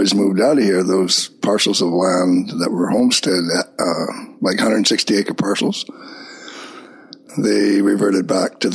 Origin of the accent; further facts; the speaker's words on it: Kispiox Valley, British Columbia, Canada; also born or lived in Hazelton, British Columbia; In the Kispiox Valley. Actually in Hazleton, but raised in the Kispiox, but I was born in Hazleton Hospital